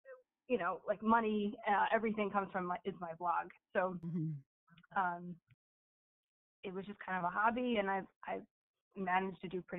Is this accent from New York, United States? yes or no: yes; Long Island, New York, United States; moved away; Well, I'm actually from Long Island. I'm not from here at all. I moved up here with my family like 2013.